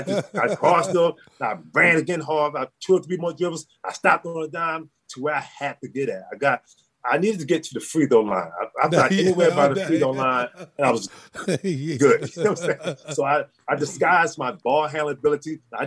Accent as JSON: {"language": "English", "town": "Baltimore", "region": "Maryland", "country": "United States", "tie": "born or raised there", "said": "Man, I couldn't play football. I was too slow to play football. we didn't have too many baseball fields in Baltimore where I could play baseball."}